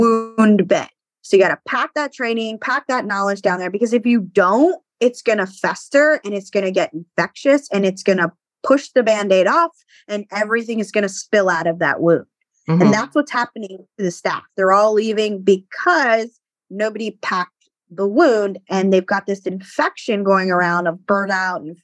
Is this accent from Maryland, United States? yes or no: yes; Baltimore, Maryland, United States; I'm from Baltimore